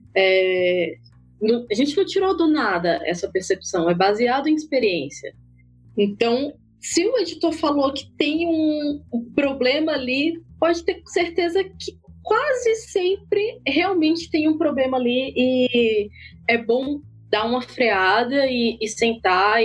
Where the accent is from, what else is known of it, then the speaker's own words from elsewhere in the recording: Ceará, Brazil; lá no meu país, Ceará